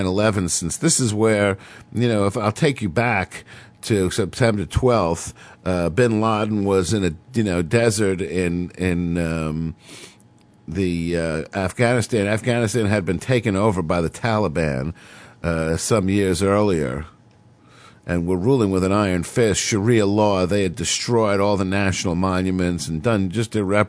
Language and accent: English; New York City, New York, United States; as a New Yorker